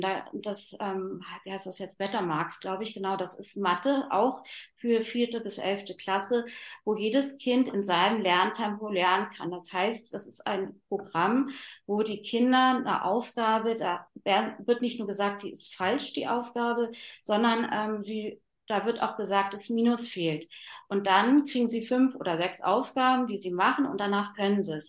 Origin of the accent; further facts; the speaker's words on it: Berlin, Germany; bei uns in Berlin